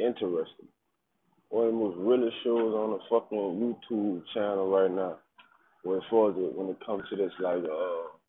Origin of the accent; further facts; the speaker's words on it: New Orleans, Louisiana, United States; I'm from New Orleans